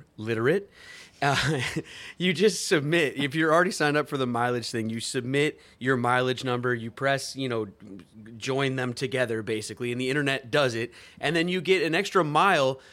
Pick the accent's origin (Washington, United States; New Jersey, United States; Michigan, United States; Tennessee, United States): Washington, United States; Edmonds; moved away as an adult; also born or lived in New York / Los Angeles; born and raised in Edmonds, Washington. I'm back. By way of New York and L.A., I'm back up in Seattle